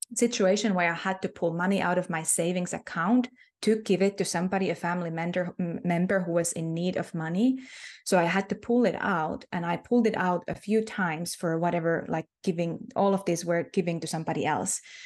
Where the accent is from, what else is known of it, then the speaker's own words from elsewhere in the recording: Finland; first language Finnish; English is a second language; Finnish is my native tongue